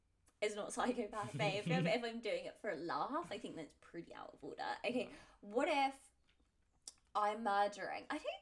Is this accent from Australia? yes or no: yes; Australia; accent: Australian; I think it's because I like break my Australian accent